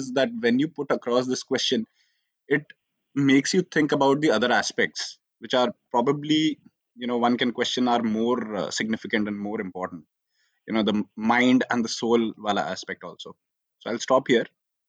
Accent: India; I'm a boy, I'm an Indian, I'm from maybe an army background. I'm from this place. I'm from this religion.

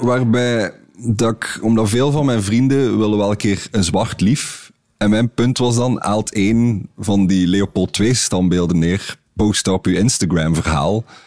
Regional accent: Belgium; we als Belgen

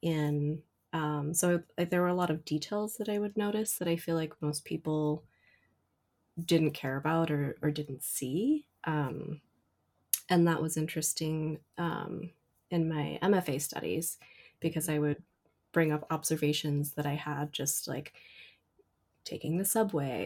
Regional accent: Southern California, United States; also born or lived in Korea; now in New York City, United States; I did grow up in Southern California

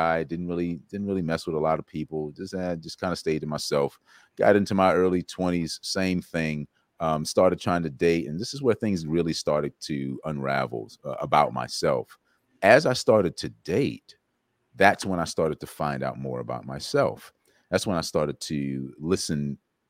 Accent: South Carolina, United States; I grew up in South Carolina

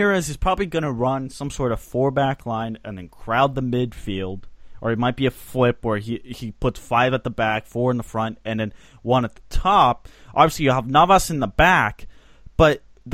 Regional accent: Switzerland; my home country of Switzerland.

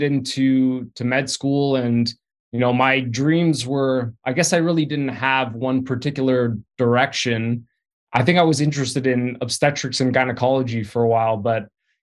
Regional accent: Vaughan, Ontario, Canada; also born or lived in Toronto; grew up in Vaughan, which is on the outskirts of Toronto.

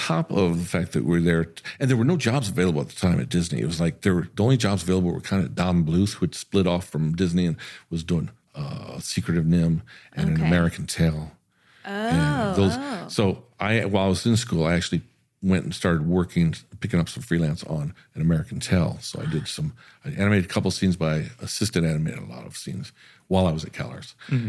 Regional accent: Germany; And listen, I'm from Army Base in Germany.

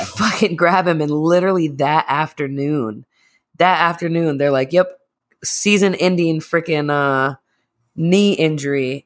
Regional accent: Massachusetts, United States; moved away; I'm also from Massachusetts

